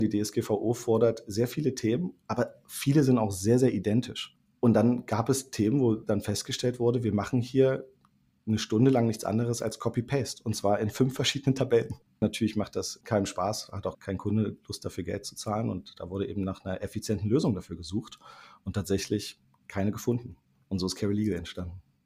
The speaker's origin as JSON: {"language": "German", "region": "Thuringia", "country": "Germany", "tie": "born or raised there", "moved": "yes", "lives_now": "Berlin, Germany", "said": "gebürtiger Thüringer, als studierter Wirtschaftsinformatiker und lebender Berliner"}